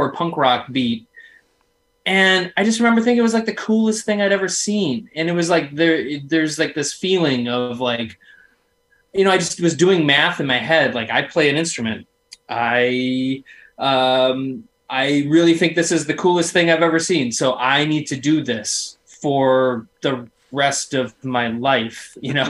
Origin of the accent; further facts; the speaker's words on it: La Crosse, Wisconsin, United States; I grew up in La Crosse, Wisconsin